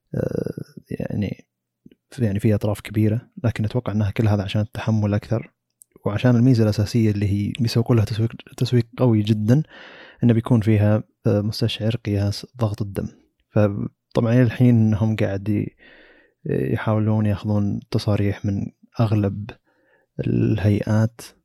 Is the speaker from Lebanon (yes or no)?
no; Saudi Arabia; عندنا في السعوديه